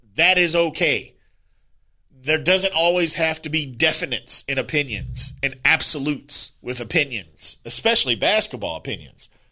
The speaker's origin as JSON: {"language": "English", "region": "Indiana", "country": "United States", "said": "I'm from Indiana"}